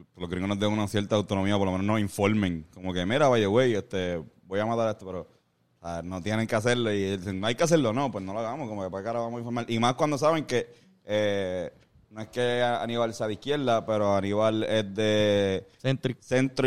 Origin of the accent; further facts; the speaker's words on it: Puerto Rico; con puertorriqueños y puertorriqueñas que terminan con las vidas de nosotros